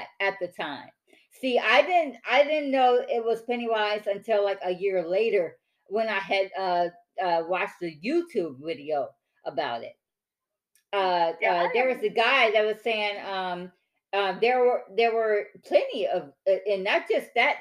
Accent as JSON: {"language": "English", "town": "Detroit", "region": "Michigan", "country": "United States", "tie": "born or raised there", "moved": "yes", "lives_now": "Texas, United States", "said": "me growing up in Detroit"}